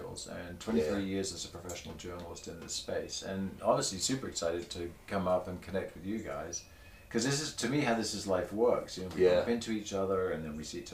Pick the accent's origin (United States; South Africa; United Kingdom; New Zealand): United Kingdom; Torbay, South West England; moved away; I grew up in a seaside town